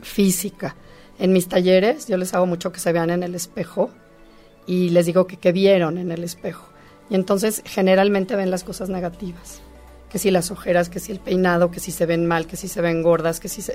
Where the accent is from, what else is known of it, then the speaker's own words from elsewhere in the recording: Mexico; nosotros como mexicanos